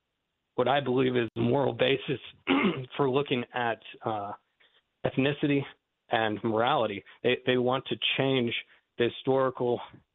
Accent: Goshen, United States; born there; also born or lived in Massachusetts / North Carolina / Texas / Malawi; As was mentioned, I was born here in Goshen, and I've lived a number of different places since then, Massachusetts, North Carolina, Texas, Malawi, Africa for a number of years.

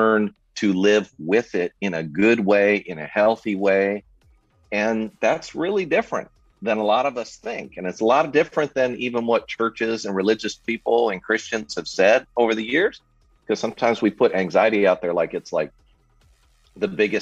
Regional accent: Southern California, United States; I was born and raised in Southern California

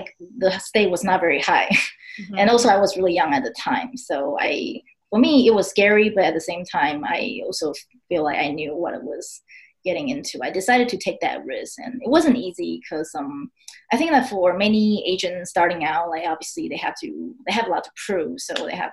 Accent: Taipei, Taiwan; English is a second language; moved away as an adult; also born or lived in Texas, United States; now in United States; Taipei, which is my hometown

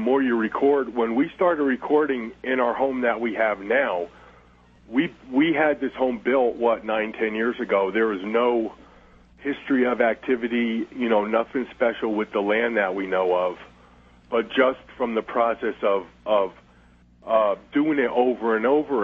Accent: New Jersey, United States; I was born and raised in New Jersey

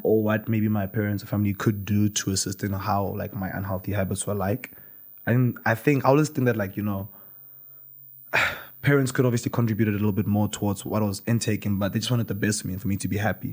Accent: Limpopo, South Africa; moved away; In primary school, I grew up in Limpopo

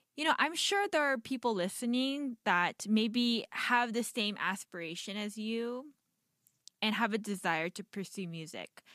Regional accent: United States; I'm Korean American

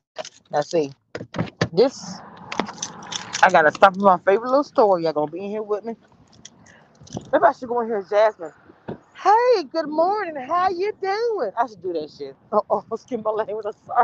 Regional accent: the South, United States; I'm in Texas. I don't know if they have them down there where y'all are. I'm from the South.

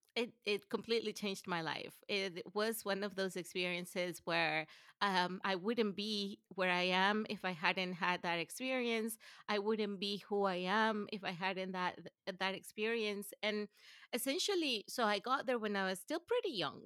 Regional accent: Venezuela; English is a second language; moved away as an adult; also born or lived in Gainesville, Florida / College Station, Texas / Vienna / Detroit; now in United States; I grew up in Venezuela and lived in Venezuela until I was almost eighteen

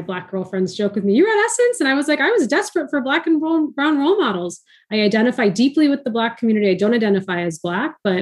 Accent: outside of Boston, Massachusetts, United States; My younger brother and I were raised outside of Boston.

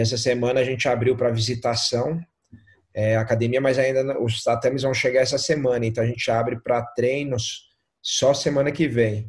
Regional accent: Brazil; eu sou brasileiro

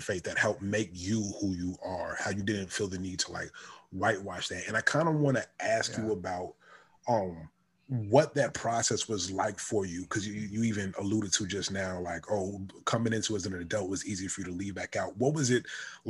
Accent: Richmond, Virginia, United States; moved away as an adult; also born or lived in New York; now in Miami, United States; I grew up in Richmond, Virginia, right? I was born in New York around all black neighborhoods. I moved to Richmond, Virginia, graduated from a predominantly white school

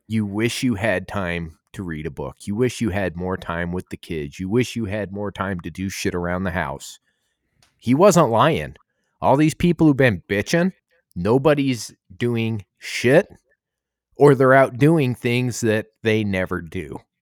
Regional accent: Arizona, United States; moved away; I grew up trout fishing in Arizona

